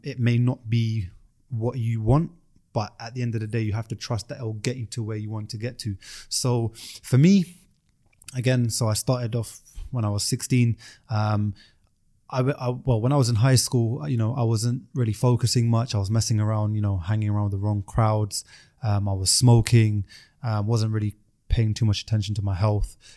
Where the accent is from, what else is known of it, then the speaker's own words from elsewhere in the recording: London, United Kingdom; I'm from South London